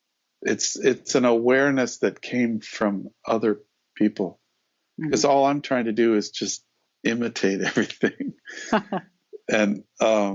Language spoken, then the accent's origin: English; Denver, Colorado, United States; I grew up in Denver, Colorado, and I grew up during the 50s and the 60s.